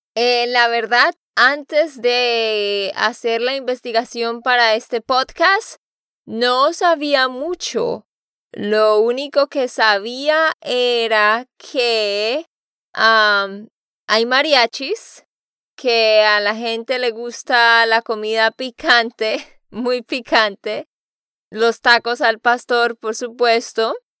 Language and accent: Spanish; Santander, Colombia; de Santander, Colombia